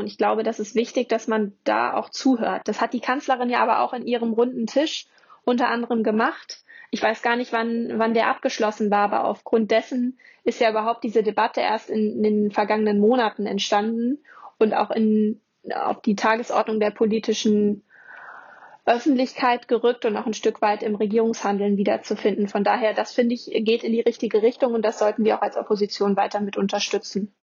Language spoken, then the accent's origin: German; Germany; bei uns in Deutschland